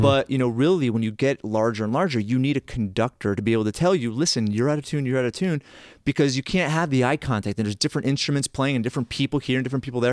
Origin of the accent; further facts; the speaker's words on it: Massachusetts, United States; moved away; I grew up in that area. But there's a saying in Massachusetts